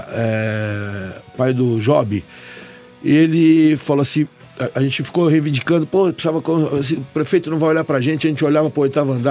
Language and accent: Portuguese; São Bernardo do Campo, São Paulo, Brazil; Eu sou paulistano, né? Mas moro em São Bernardo desde pequenininho.